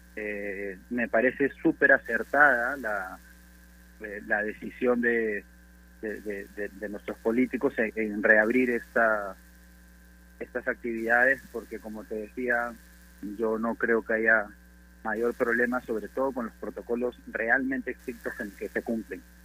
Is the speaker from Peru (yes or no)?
yes; Peru; nosotros como peruanos